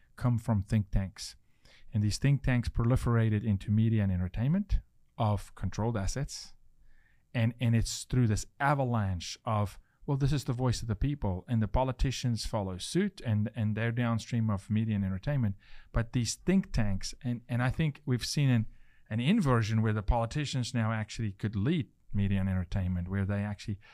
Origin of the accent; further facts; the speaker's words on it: South Africa; now in United States; I'm from South Africa